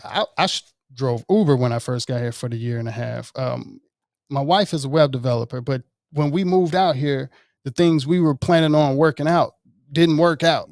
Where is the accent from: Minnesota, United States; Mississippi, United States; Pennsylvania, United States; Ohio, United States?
Mississippi, United States; Jackson; moved away; also born or lived in Marietta, Georgia; I grew up playing cello in West Jackson